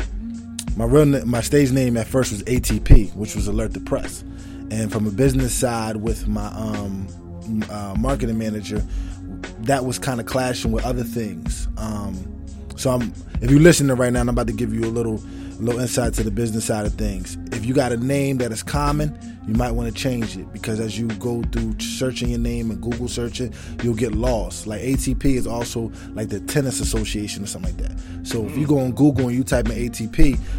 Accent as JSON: {"language": "English", "town": "Burlington", "region": "New Jersey", "country": "United States", "tie": "born or raised there", "said": "I'm from Burlington, New Jersey. Burlington City is what you call it. A.K.A. the zoo. I was born and raised there, all my life"}